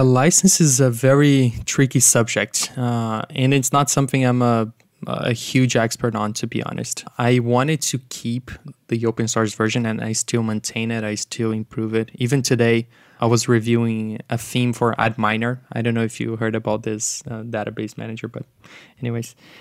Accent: Brazil; moved away; I'm originally from Brazil

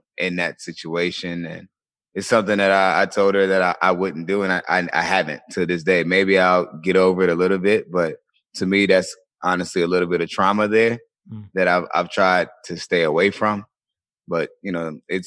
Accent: Colonial Beach, Virginia, United States; I grew up in a small town in Virginia, a small town called Colonial Beach, Virginia.

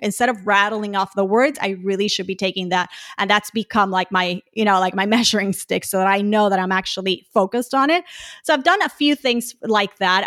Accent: Puerto Rico; now in Houston, United States; I'm originally from Puerto Rico

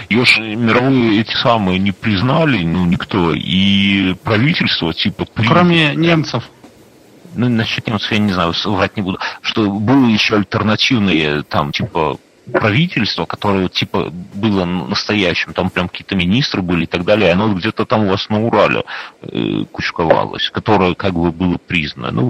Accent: Belarus; Мы белорусы как жили со времен Вышелка, так тут и никто нас не тусует.

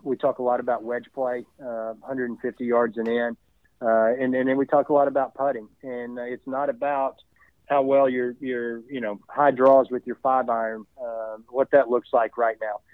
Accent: East Tennessee, United States; moved away as an adult; now in Charlotte, United States; me growing up in East Tennessee

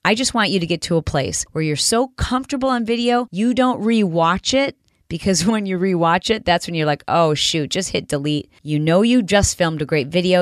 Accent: Detroit, Michigan, United States; I'm from Detroit

